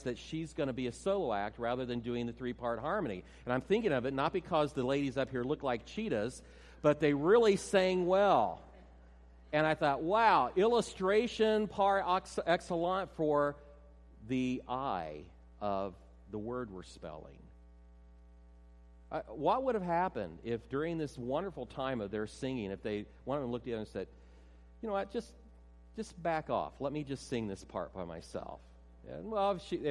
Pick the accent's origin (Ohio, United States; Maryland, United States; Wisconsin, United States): Ohio, United States; near Cedarville; moved away; That's actually near my hometown, our hometown, my wife and I.